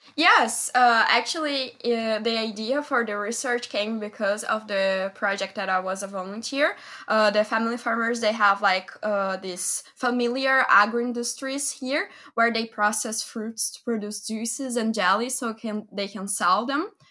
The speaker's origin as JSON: {"language": "English", "country": "Brazil", "tie": "born or raised there", "said": "my hometown because I live in the countryside of Brazil"}